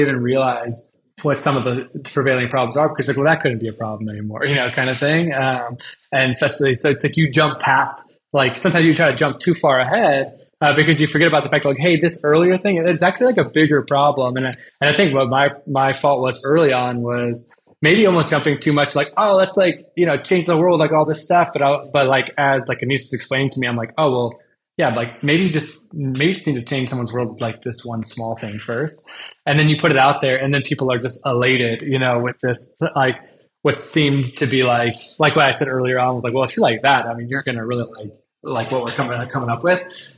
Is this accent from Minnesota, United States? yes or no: no; Cleveland, Ohio, United States; I grew up like snowboarding in Cleveland